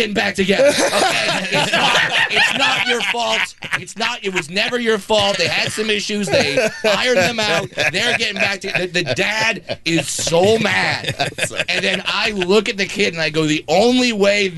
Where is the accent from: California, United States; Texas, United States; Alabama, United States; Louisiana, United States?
California, United States; Brea; doing 5 shows in my hometown.